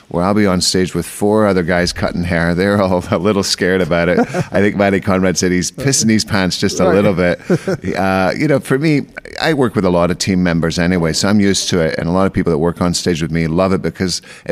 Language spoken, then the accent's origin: English; Scotland, United Kingdom; moved away as an adult; I'm originally Scottish, so I've been here for, I came here when I'm 24